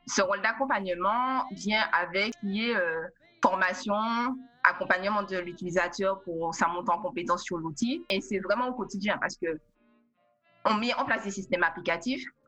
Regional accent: Martinique; also born or lived in Paris; now in New York, United States; Je suis originaire de la Martinique

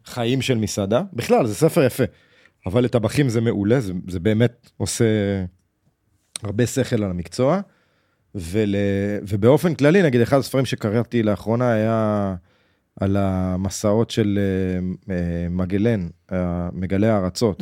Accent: Jerusalem, Jerusalem District, Israel; בחדר שגדלנו בו, בירושלים.

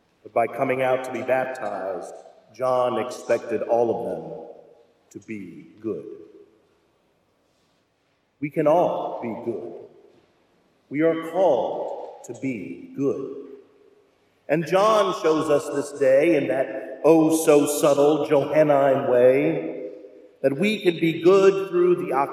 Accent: Louisville, Kentucky, United States; moved away; My hometown of Louisville

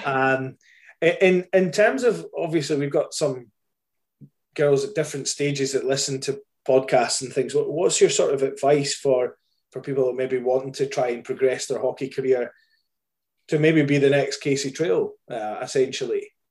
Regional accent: Scotland, United Kingdom; I'm Scottish

